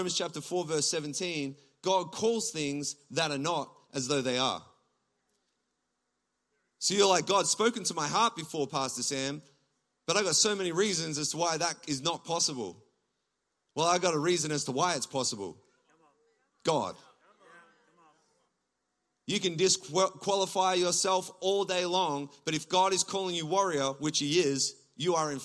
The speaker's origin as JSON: {"language": "English", "area": "Gippsland", "region": "Victoria", "country": "Australia", "moved": "as an adult", "lives_now": "Toronto, Canada", "said": "I'm from Gippsland. I'm a country boy"}